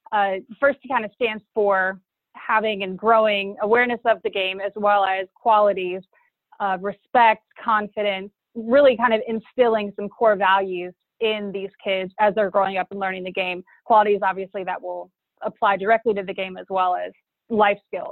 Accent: Charlotte, North Carolina, United States; I'm originally from Charlotte, North Carolina, and was fortunate enough to grow up on a golf course

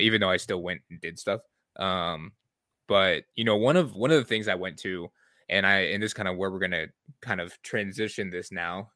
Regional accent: Michigan, United States; I'm from Michigan, I'm a Lions fan.

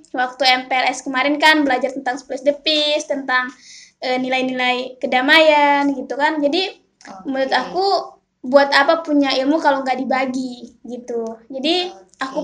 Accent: Sorong, Southwest Papua, Indonesia; kalau aku sendiri kan aku juga besarnya di Sorong gitu jadi kayak udah lihat teman-teman yang dari Papua tuh kayak udah biasa aja gitu karena aku besarnya juga di sana gitu

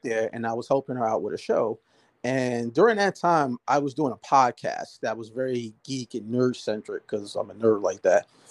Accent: Jersey City, New Jersey, United States; I'm from Jersey. I'm born and raised Jersey City.

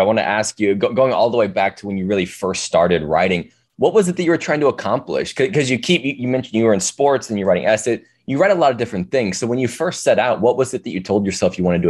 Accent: St. Louis, Missouri, United States; I was born and raised in St. Louis as well.

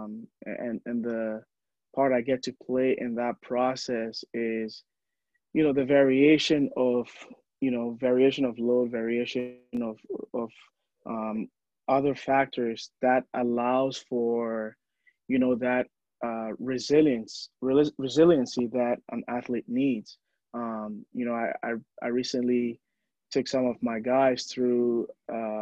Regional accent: Ghana; moved away; I was born and raised in Ghana, and in Ghana, you know, we love the storytelling aspect

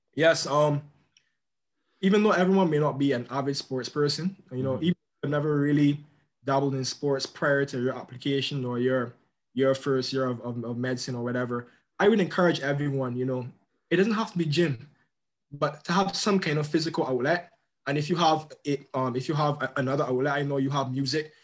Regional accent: Barbados; in my country, um, I'm from Barbados

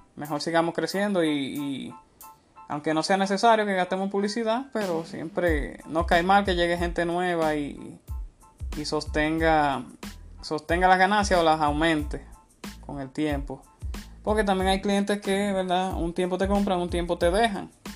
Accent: Dominican Republic; una marca de cerveza muy popular en mi país

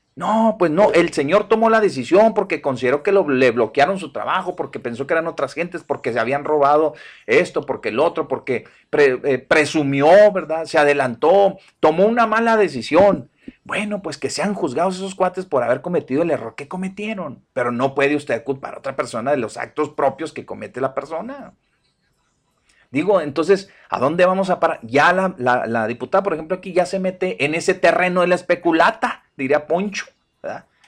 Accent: Mexico; Todos seguimos siendo mexicanos

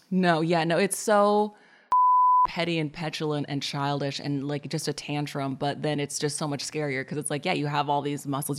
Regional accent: Portland, Oregon, United States; I'm from Portland, Oregon

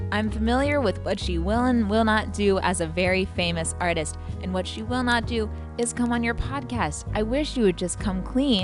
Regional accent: Montana, United States; I'm from Montana. I love Montana.

